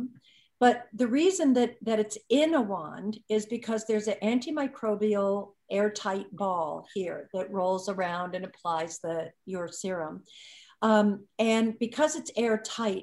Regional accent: Malibu, California, United States; I grew up in Malibu, surfer girl on the beach

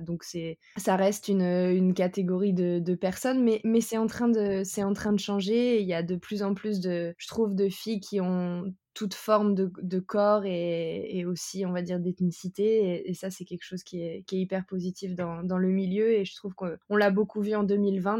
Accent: France; je suis française

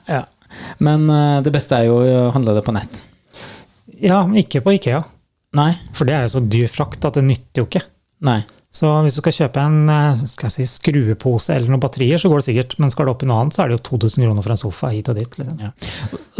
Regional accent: Trøndelag, Norway; accent: Trøndersk; For eh, jeg blir mye pirka på når jeg snakker trøndersk.

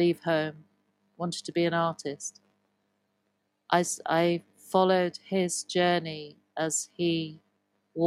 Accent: Evesham, West Midlands, United Kingdom; also born or lived in Broadway, Cotswolds; I grew up in Evesham.

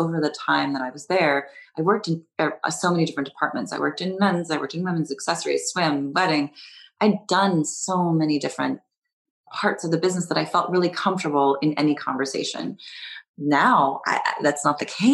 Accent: California, United States; moved away; also born or lived in New York; I grew up in California, though, so I grew up driving.

